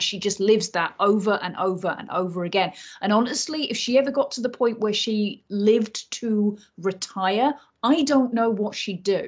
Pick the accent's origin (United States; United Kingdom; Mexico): United Kingdom; Yorkshire and the Humber; moved away as an adult; I grew up between the ages of 8 and 18 in North Yorkshire and then lived in West Yorkshire for a couple of years after